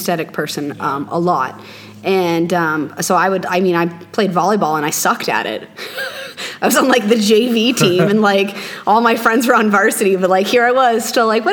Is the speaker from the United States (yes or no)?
yes; Missouri, United States; now in Scottsdale, United States; I'm from Missouri originally, in the Midwest